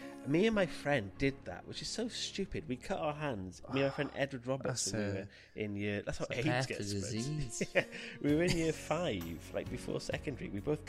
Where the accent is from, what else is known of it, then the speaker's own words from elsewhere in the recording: Nottingham, East Midlands, United Kingdom; It's a bit clip with Nottingham. I'm from Nottingham, but it's got £10 credit and I got weed on my.